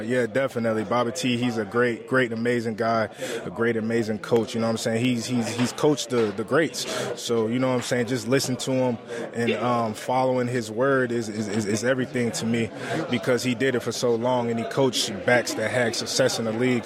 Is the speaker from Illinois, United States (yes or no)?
yes; Chicago, Illinois, United States; My parents, they're from Africa. They're from Liberia, but I grew up in Chicago